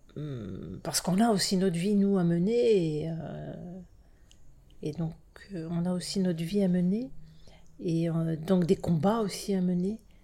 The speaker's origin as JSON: {"language": "French", "country": "France", "tie": "born or raised there", "said": "issues de l'immigration, euh, français issus de l'immigration, euh, nés en France, hein, nés en France"}